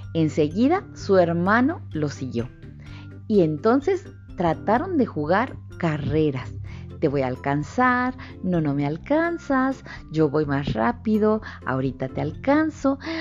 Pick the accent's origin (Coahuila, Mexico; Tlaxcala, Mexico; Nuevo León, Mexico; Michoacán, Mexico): Coahuila, Mexico; Torreón; yo soy de Torreón, pues estoy en la comarca lagunera.